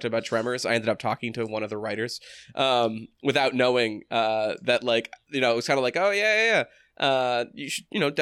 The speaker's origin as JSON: {"language": "English", "region": "New Hampshire", "country": "United States", "tie": "born or raised there", "said": "growing up in New Hampshire"}